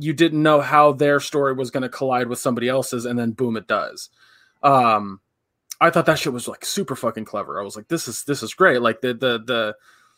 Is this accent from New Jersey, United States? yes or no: no; California, United States; I'm from California. I've lived in California my literal entire life.